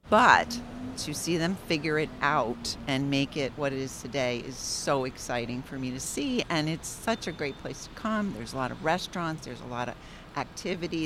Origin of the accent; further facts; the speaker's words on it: Allentown, Pennsylvania, United States; I am a lifer from Allentown